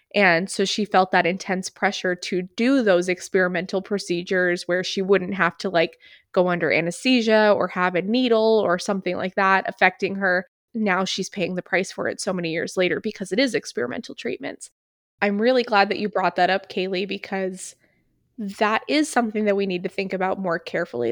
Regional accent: New Hampshire, United States; moved away; where I grew up in New Hampshire

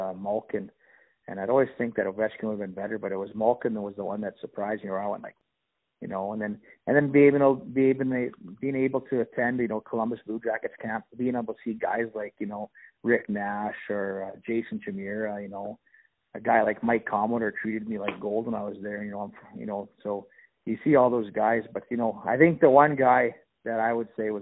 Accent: Meadow Lake, Saskatchewan, Canada; I originally opened the Tim Hortons right after I retired in my hometown. It was the first ever Tim Hortons in the city of Meadow Lake

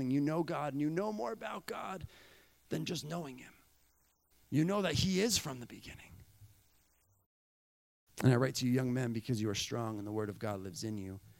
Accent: Bolivia; You know, growing up in Bolivia, um, we would go away for about four years, right?

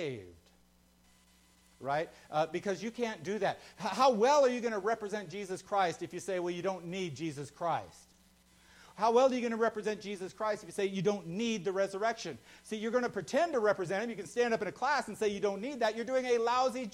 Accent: United States; I was born American. I have citizenship by birth

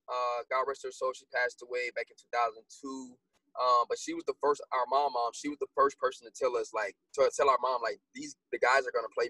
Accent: Decatur, Georgia, United States; growing up in Decatur, Georgia

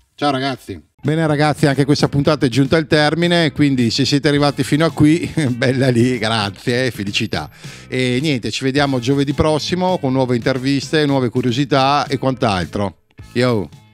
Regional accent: Verona, Veneto, Italy; noi siamo di Verona

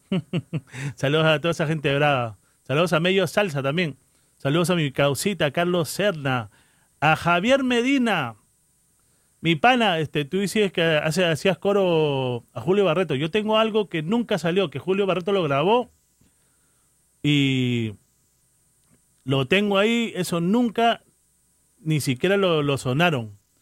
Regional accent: Peru; moved away; Soy peruano

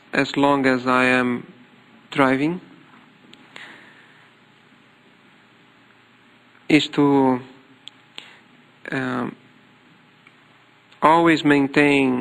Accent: Brazil; English is a second language; I am Latin American, completely away from Japan, opposite. When Japan is midnight, Brazil is midday

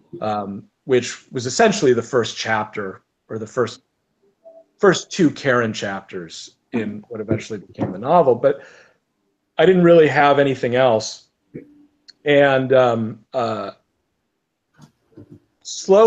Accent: United States; as an American growing up here

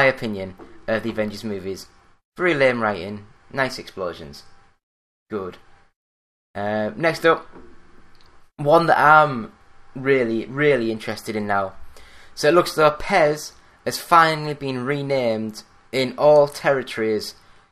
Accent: Yorkshire and the Humber, United Kingdom; I am British. I am from Yorkshire

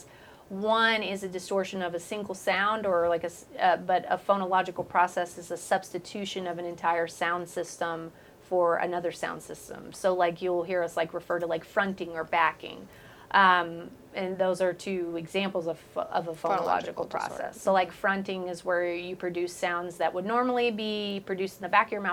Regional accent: Waco, Texas, United States; I'm from Waco.

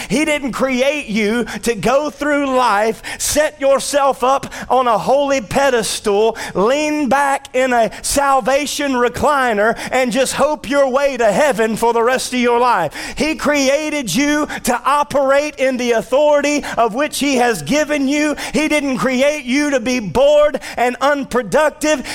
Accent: North Louisiana, United States; born and raised in North Louisiana in the United States of America

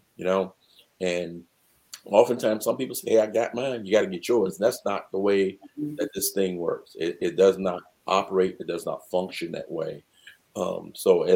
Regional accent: Newport News, Virginia, United States; I grew up in Newport News, Virginia, mm-hmm. 757

